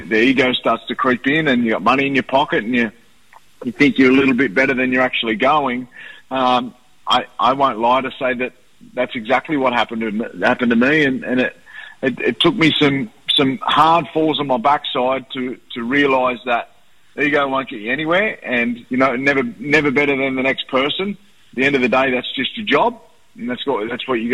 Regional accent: Wagga Wagga, New South Wales, Australia; also born or lived in Cowra, New South Wales / Sydney; I was born in Cowra and raised in Wagga.

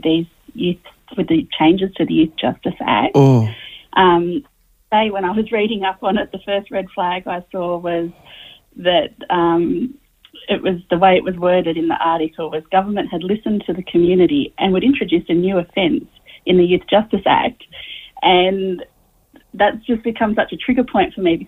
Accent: Wagga Wagga, New South Wales, Australia; moved away; I'm in sunny Wagga Wagga today, which is where I grew up

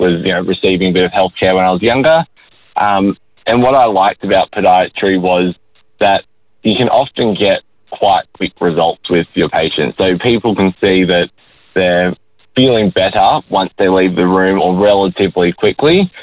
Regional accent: Forster, New South Wales, Australia; moved away as an adult; now in Gold Coast, Australia; I'm a Koori who grew up in Foster, Tuncurry in New South Wales, and then I studied up on the Gold

